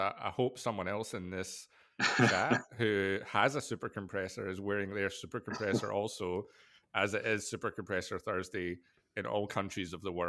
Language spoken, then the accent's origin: English; Scotland, United Kingdom; I'm Scottish